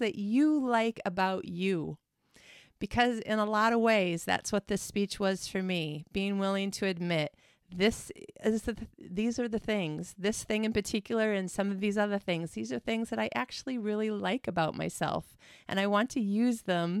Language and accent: English; Midwest of the United States, United States; moved away; I am from the Midwest of the United States.